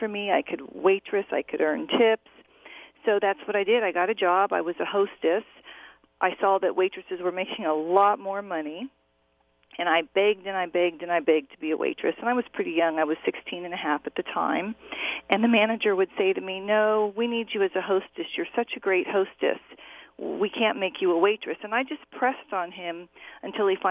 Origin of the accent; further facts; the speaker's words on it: Orange County, California, United States; I grew up in Orange County, California